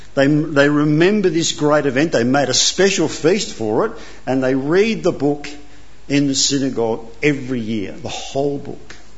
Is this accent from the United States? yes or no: no; Australia; also born or lived in Italy; I came here when I was two. I have no recollection. I'm Italian by birth, Aussie by choice, and I'm naturalised